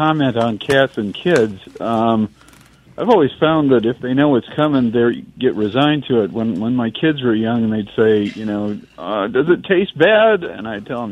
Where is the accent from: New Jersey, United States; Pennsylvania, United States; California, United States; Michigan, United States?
Michigan, United States; moved away; I grew up in Michigan.